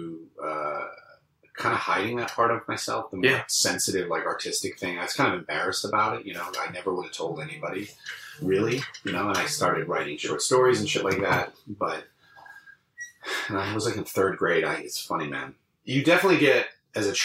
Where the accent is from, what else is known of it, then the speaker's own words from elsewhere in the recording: Londonderry, New Hampshire, United States; also born or lived in Long Island, New York / Ohio / New York City; in my formative years, I was raised in New Hampshire. So that's always what I consider where I grew up